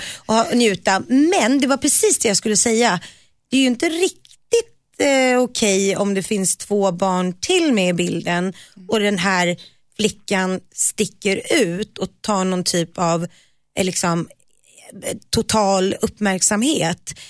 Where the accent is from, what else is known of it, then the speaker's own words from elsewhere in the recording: Nacka, Stockholm County, Sweden; ute i Nacka där jag växte upp